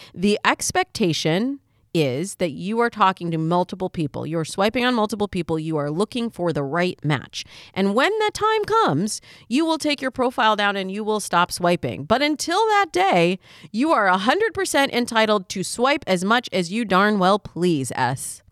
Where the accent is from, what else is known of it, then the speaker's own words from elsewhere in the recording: Michigan, United States; I'm from Michigan, and there it's the hunting picks.